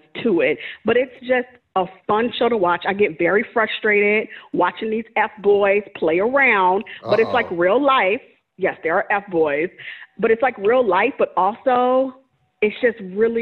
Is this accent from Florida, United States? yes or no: no; New Orleans, Louisiana, United States; I'm from New Orleans